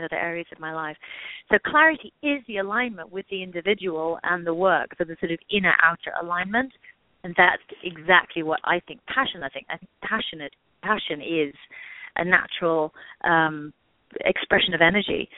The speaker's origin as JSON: {"language": "English", "region": "England", "country": "United Kingdom", "tie": "born or raised there", "moved": "yes", "said": "I grew up in England."}